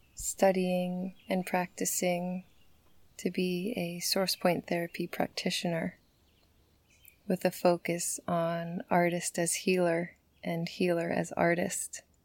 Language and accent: English; Bovina Center, New York, United States; I grew up in Bovina Center